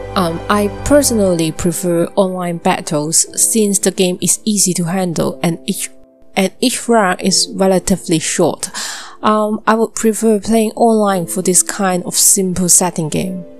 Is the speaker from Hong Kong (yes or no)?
yes; Hong Kong; my hometown